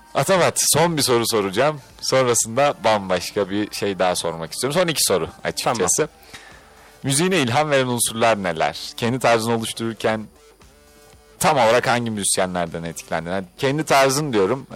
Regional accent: Istanbul, Turkey; Ben de bu arada İstanbul Gazi Osman Paşalıyım.

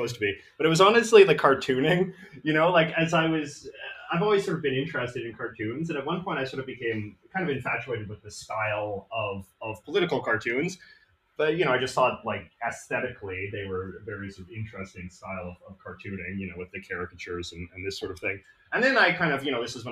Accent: Vancouver, British Columbia, Canada; I'm from Vancouver, British Columbia

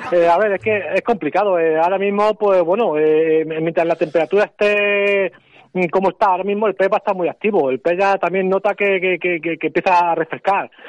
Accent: Ávila, Castile and León, Spain; Eh, vengo de Ávila, así que fíjate.

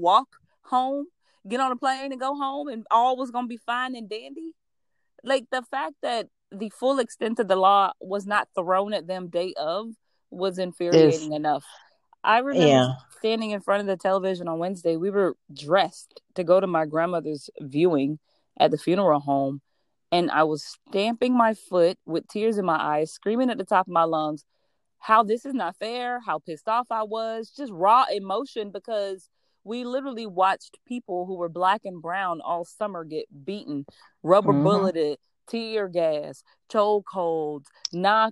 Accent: Georgia, United States; I'm from Georgia

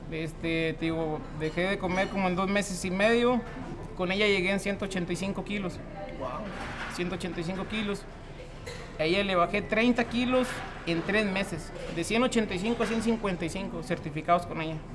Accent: Nava, Coahuila, Mexico; soy originario de Nava, Coahuila.

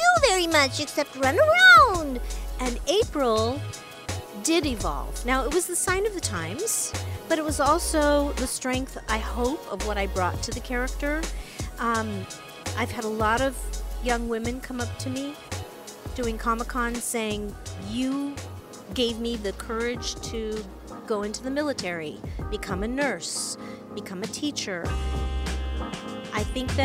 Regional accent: East Lansing, Michigan, United States; also born or lived in Chicago; I was born in Chicago, but I actually came here when I was 2 years old. Grew up in East Lansing, Michigan

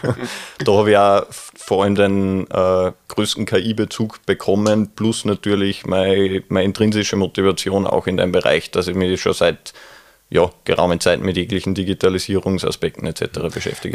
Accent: Neustift im Mühlkreis, Upper Austria, Austria; das tiefe Müllviertel, wo ich herkomme aus Neustift

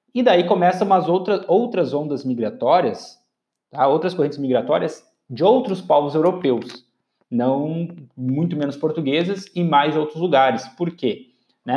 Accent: Brazil

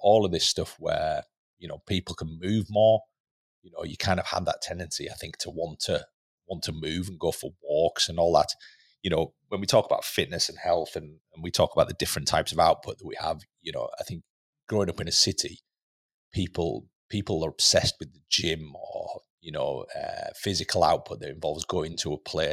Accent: Lake District, North West England, United Kingdom; moved away; growing up in the Lake District, you know, in a tiny little village in the Lake District

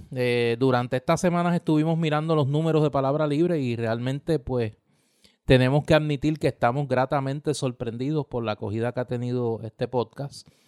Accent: Puerto Rico; somos un territorio de los Estados Unidos.

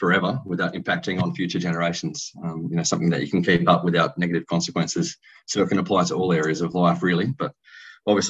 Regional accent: Perth, Western Australia, Australia; I was born and raised in Perth

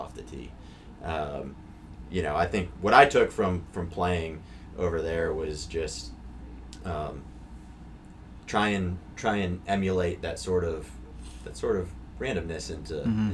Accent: Northeast, United States; I grew up in the Northeast.

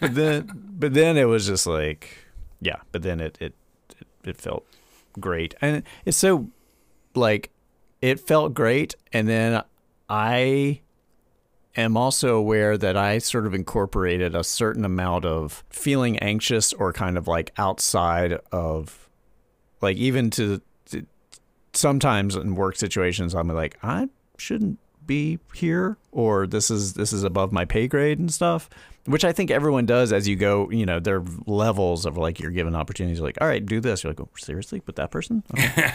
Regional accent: the South, United States; as a Southerner

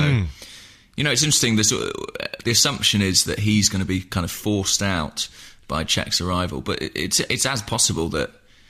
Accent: England, United Kingdom; as an Englishman

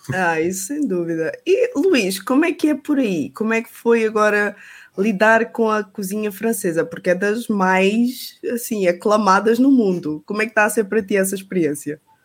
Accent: Portugal

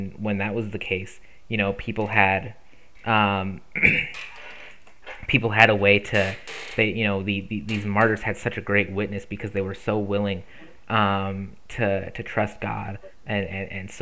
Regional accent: United States; as American Christians

